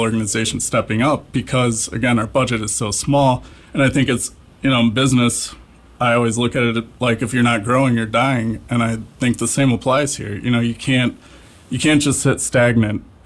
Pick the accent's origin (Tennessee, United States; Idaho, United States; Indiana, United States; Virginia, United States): Indiana, United States; LaPorte; I'm from LaPorte. I grew up here